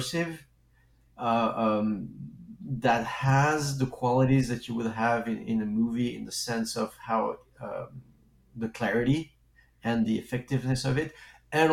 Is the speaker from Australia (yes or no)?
no; France; accent: French; English is a second language; moved away; when I was a kid, I grew up in France, and as you can hear probably, because I do have a French accent